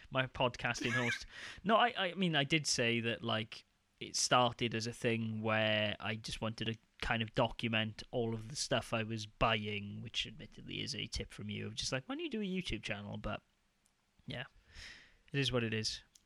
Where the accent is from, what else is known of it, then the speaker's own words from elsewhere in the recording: United Kingdom; I'm just being really British